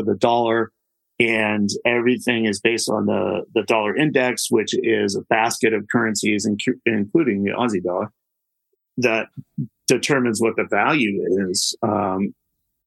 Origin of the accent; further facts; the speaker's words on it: United States; because I am an American